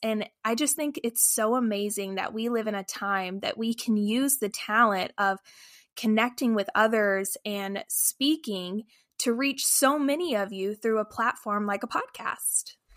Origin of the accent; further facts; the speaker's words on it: Lufkin, Texas, United States; now in St. Louis, United States; We live in St. Louis, Missouri, but I am actually originally from Lufkin, Texas.